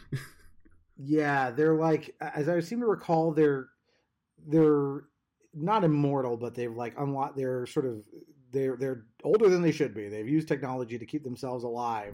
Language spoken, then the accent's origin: English; Southern California, United States; I grew up in Southern California. That's where I'm from